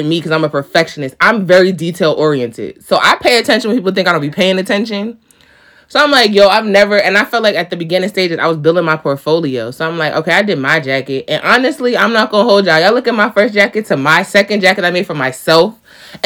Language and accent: English; New York, United States; I'm a New York girl